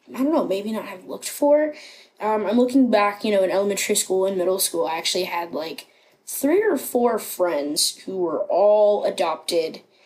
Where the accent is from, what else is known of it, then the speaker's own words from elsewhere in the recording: Rockingham County, Virginia, United States; also born or lived in Harrisonburg, Virginia / Grottoes, Virginia; now in Cincinnati, United States; I grew up in Rockingham County, which is a very small place in Virginia